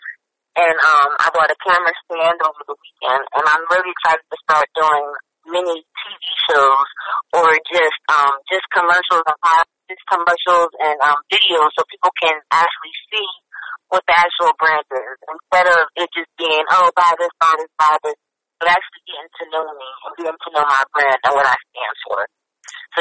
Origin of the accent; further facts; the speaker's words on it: New Jersey, United States; now in Atlanta, United States; I'm originally from New Jersey, but I live in Atlanta